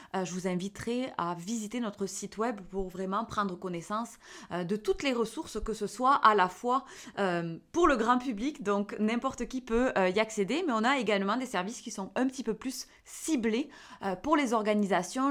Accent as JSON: {"language": "French", "area": "the South", "region": "southern France", "country": "France", "accent": "accent du Sud", "said": "avec mon petit accent du Sud"}